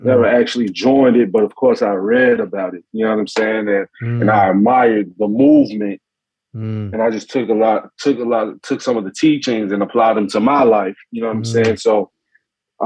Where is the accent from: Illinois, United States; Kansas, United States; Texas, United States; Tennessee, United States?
Tennessee, United States; Memphis; I'm from Memphis